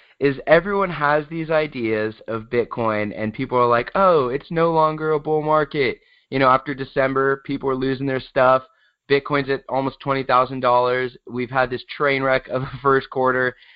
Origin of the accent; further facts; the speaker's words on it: San Diego, California, United States; I am from San Diego, still in San Diego